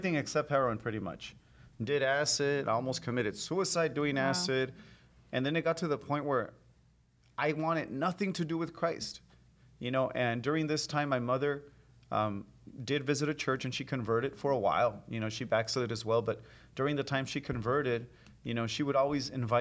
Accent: Los Angeles, California, United States; as a teen growing up in South Central L.A., and then moving to Koreatown, L.A.

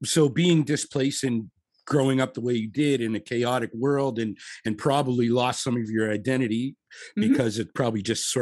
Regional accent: Halifax, Nova Scotia, Canada; now in Toronto, Canada; we're both in Toronto now, but we grew up in Nova Scotia, Halifax

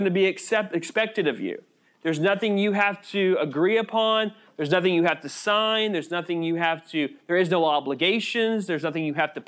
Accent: United States; We are American citizens

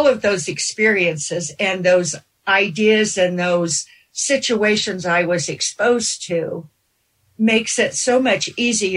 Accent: Gunnison, Colorado, United States; I actually went through junior high and high school in Gunnison, Colorado

